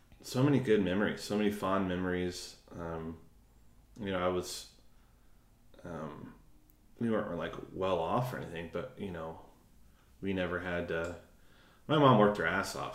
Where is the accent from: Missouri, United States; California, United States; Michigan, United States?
Missouri, United States; St. Louis; moved away; went home for Christmas, St. Louis.